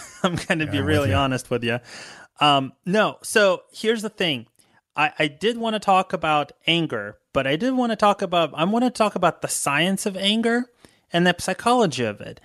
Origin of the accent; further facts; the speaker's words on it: United States; as an American